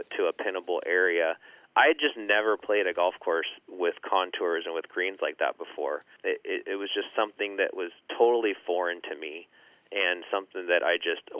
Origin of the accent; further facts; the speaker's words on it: Northern California, United States; a born and raised California boy